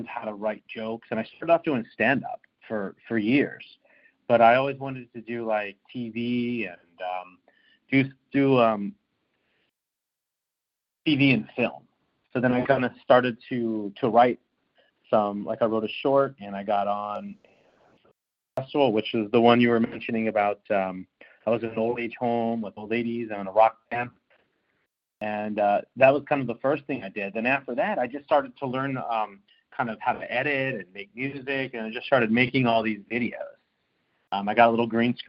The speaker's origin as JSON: {"language": "English", "town": "Philadelphia", "region": "Pennsylvania", "country": "United States", "tie": "born or raised there", "said": "I grew up in Philadelphia"}